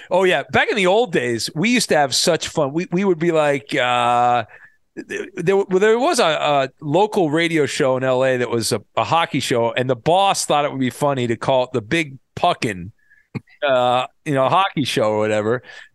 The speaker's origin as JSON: {"language": "English", "town": "Irvine", "region": "California", "country": "United States", "tie": "born or raised there", "said": "I'll never forget growing up in Irvine, we had there was this slide at I think it was Heritage Park."}